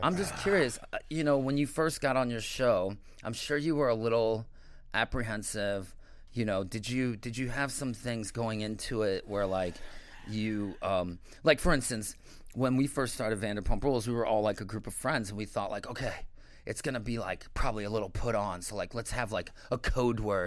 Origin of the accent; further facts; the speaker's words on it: St. Louis, Missouri, United States; moved away as an adult; also born or lived in Chicago / Miami / New York; I'm from Saint Louis originally